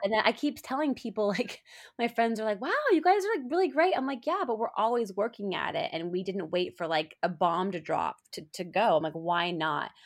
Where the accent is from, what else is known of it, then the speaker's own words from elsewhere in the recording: Colorado, United States; moved away; we're both from Colorado, we went to the same high school